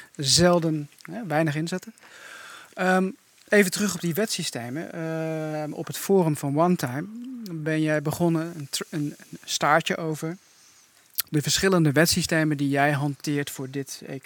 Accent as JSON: {"language": "Dutch", "town": "Doetinchem", "region": "Gelderland", "country": "Netherlands", "said": "ik kom uit Doetinchem"}